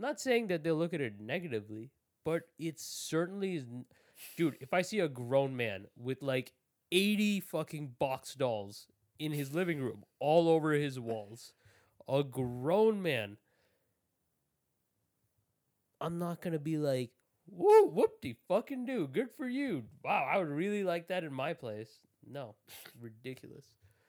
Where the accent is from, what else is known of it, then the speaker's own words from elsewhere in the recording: India; It was just me being Indian.